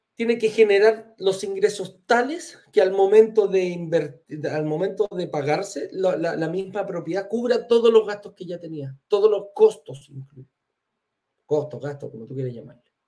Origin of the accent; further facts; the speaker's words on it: Chile; yo soy chileno